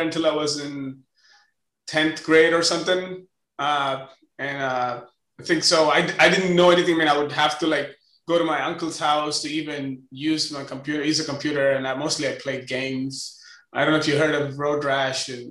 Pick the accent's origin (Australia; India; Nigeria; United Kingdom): India; Chennai, Tamil Nadu; moved away as an adult; also born or lived in Denver, Colorado / Washington, District of Columbia, United States; now in United States; I'm originally from India. I grew up there I'm from Chennai, to be specific. I grew up there, I went to school, I actually started working there, and I came to US in 2003